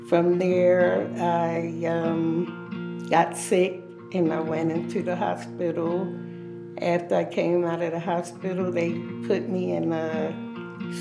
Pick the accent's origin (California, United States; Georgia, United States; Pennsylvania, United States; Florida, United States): Pennsylvania, United States; Philadelphia; moved away as an adult; now in Colorado, United States; I'm from Philadelphia, Pennsylvania. I came to Colorado back in 2013.